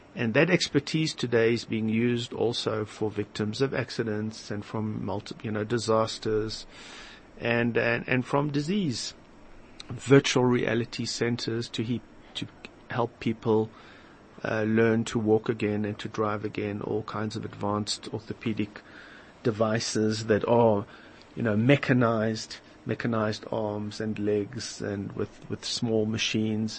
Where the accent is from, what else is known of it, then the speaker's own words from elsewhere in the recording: Delmas, Mpumalanga, South Africa; moved away as an adult; also born or lived in Benoni, South Africa; now in Israel; I was born in Delmas in the Eastern Transvaal